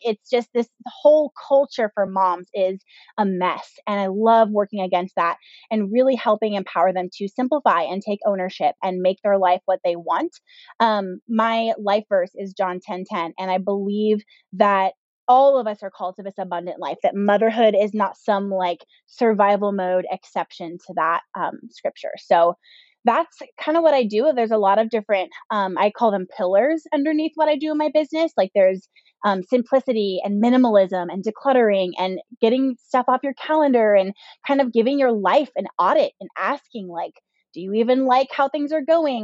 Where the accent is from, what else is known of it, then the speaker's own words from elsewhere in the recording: Southern California, United States; also born or lived in Northwest Arkansas; we're from Southern California. We're born and raised here. This is where we live now